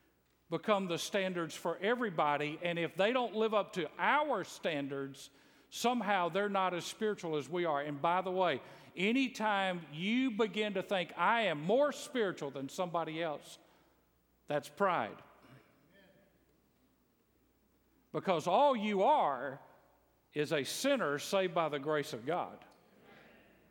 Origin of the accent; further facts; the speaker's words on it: Bible Belt, the South, United States; I grew up in the South in the Bible Belt